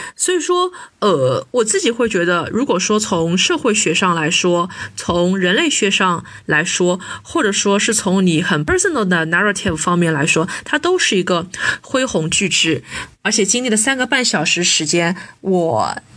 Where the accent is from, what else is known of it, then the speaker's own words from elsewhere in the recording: Shanghai, China; 像我们很多上海的小朋友，我们从来都没有很长时间的离开过家乡